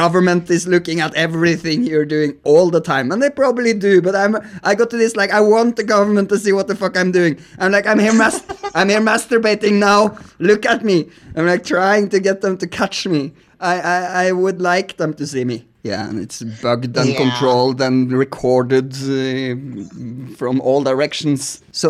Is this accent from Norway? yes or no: yes; Norway; because I'm from Norway, so I know the polars are melting.